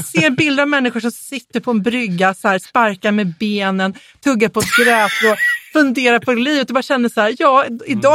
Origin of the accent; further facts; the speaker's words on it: Småland, Sweden; jag är från Småland, jag har konstig intonation.